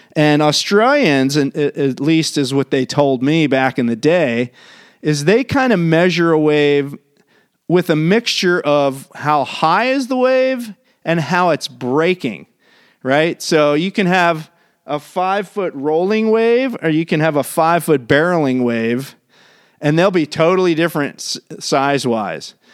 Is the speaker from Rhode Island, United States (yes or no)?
no; Maryland, United States; now in California, United States; I grew up on the East Coast in Maryland